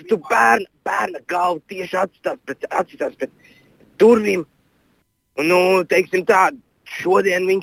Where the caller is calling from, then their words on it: Riga, Latvia; Um, es no Rīgas